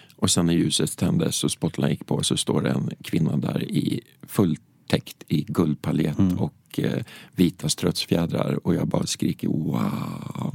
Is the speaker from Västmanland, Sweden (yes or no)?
yes; Hökåsen, Västmanland, Sweden; hemma i Hökåsen